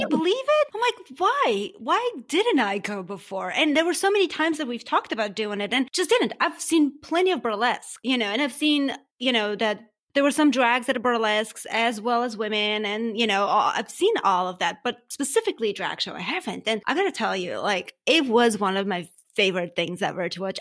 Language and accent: English; Armenia; now in United States; I am from Armenia